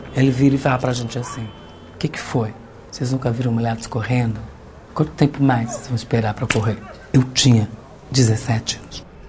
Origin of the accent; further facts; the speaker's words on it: São Paulo, Brazil; Com doze anos, a gente foi parar no centro de São Paulo pela primeira vez.